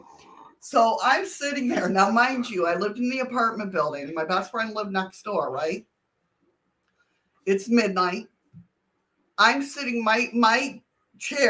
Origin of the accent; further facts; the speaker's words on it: Buffalo, New York, United States; now in Alaska, United States; I'm originally from Western New York near Buffalo